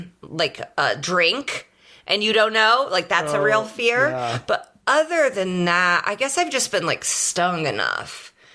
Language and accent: English; Indianapolis, Indiana, United States; I'm from Indianapolis.